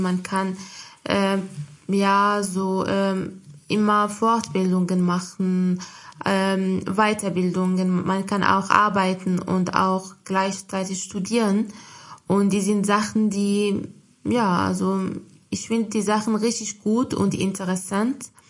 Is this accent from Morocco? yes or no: yes; Morocco; German is a second language; moved away as an adult; now in Germany; in meinem Heimatland, also in marokkanischen, in meiner Muttersprache